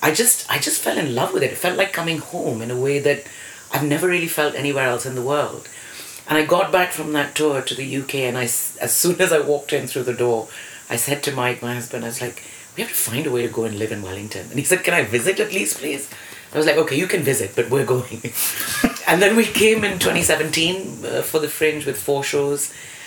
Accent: India; first language English; moved away as an adult; now in United Kingdom; So I ended up back in India, not speaking any Indian languages because English was my first language. Mm. It's very odd being foreigner

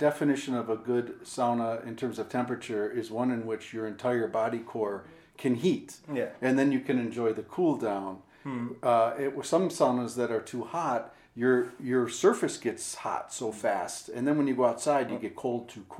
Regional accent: United States; moved away as an adult; also born or lived in Europe; being an American, you know, living in Europe, spending some time, getting exposed to the authentic sauna experience, coming back to America.

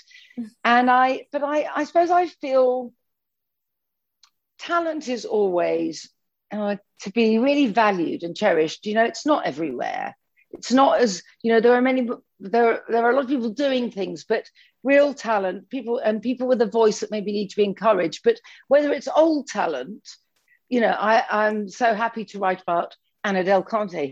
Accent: London, United Kingdom; I'm a Londoner and I'm in central London

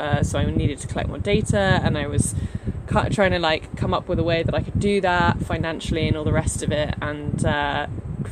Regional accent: United Kingdom; I'm British

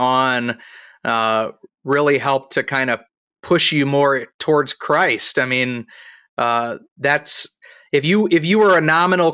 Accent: Ohio, United States; I'm from Ohio

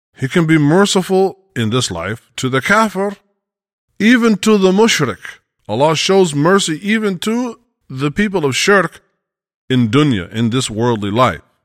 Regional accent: United States; we're both Westerners, you know, we're both from America

